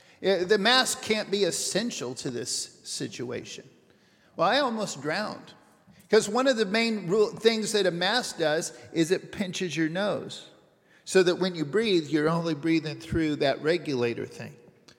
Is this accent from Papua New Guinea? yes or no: yes; Papua New Guinea; I'm going to start with a short story about me growing up in New Guinea.